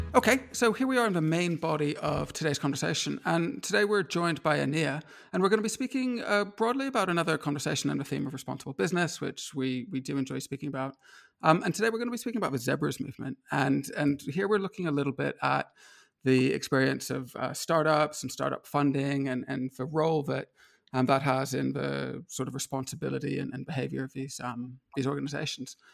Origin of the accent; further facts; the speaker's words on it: United States; now in Edinburgh, United Kingdom; I grew up in the States